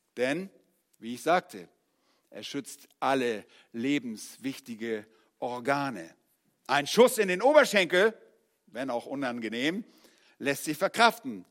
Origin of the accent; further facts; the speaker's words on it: Northern Germany, Germany; moved away; als Norddeutscher